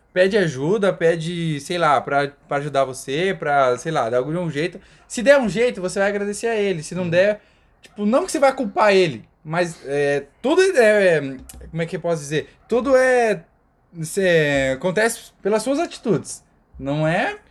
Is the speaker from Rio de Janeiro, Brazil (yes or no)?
no; Cascavel, Paraná, Brazil; eu nasci, a gente nasceu em Cascavel, Paraná, Brasil.